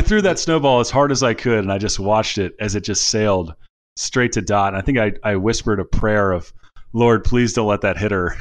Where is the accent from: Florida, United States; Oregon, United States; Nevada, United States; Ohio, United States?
Ohio, United States; Cincinnati; now in California, United States; I'm from, I'm from Cincinnati originally